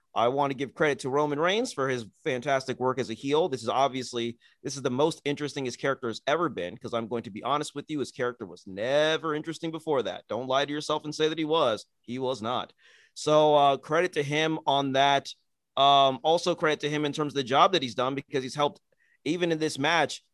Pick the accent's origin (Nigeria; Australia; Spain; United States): Nigeria; as a Nigerian